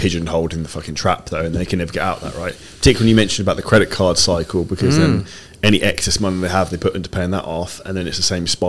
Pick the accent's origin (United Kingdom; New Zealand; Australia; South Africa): United Kingdom; we can both say that we're British